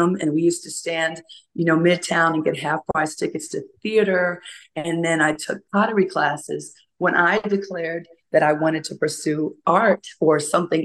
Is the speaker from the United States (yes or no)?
yes; New York City, New York, United States; moved away as an adult; now in Maryland, United States; I grew up in Hollis, Queens